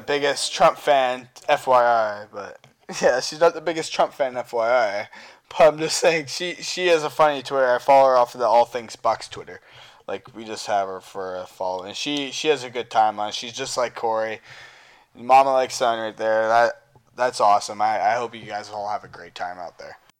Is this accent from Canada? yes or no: yes; Canada; I am from Canada and I live here